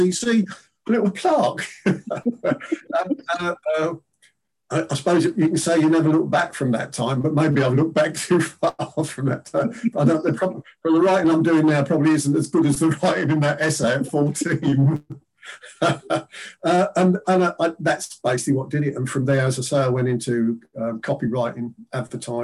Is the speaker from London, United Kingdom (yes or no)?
yes; London, United Kingdom; at my school, which was the first comprehensive school in London, William Penn Comprehensive in East Dulwich in London